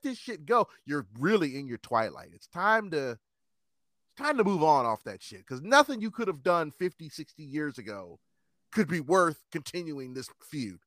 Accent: United States; I'm an American

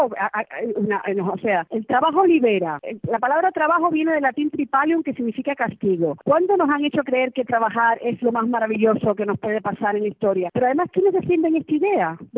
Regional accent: Cuba; Yo, que además no soy izquierdosa para nada, porque ya vengo, vengo escaldada de Cuba

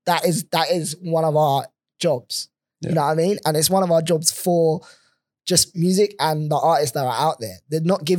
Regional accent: London, United Kingdom; moved away as an adult; now in Perth, Australia; coming from London

